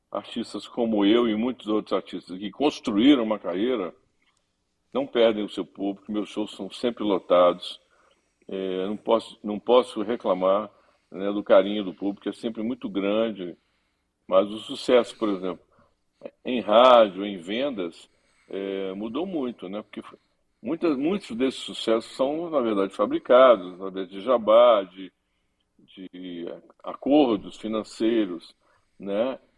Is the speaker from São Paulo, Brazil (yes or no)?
no; Belo Horizonte, Minas Gerais, Brazil; also born or lived in Rio de Janeiro; tenho saudades dos meus tempos do Rio, mas estou muito feliz aqui em Belo Horizonte também, que é minha terra, né? Voltei para cá nos últimos 15 para 20 anos, mas morei 26 anos no Rio